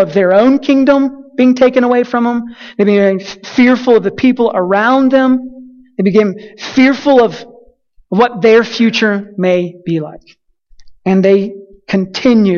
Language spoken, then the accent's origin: English; Colorado City, Texas, United States; moved away as an adult; I grew up in a little small town named Colorado City